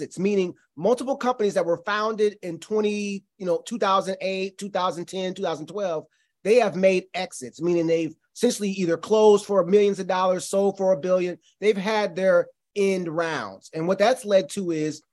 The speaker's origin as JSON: {"language": "English", "town": "St. Louis", "region": "Missouri", "country": "United States", "moved": "yes", "said": "I'm from St. Louis"}